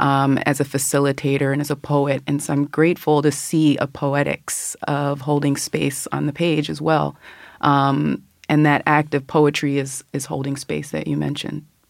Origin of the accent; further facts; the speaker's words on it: Philadelphia, Pennsylvania, United States; I was born there. I grew up outside of Germantown, but returned as a young adult and have been there ever since.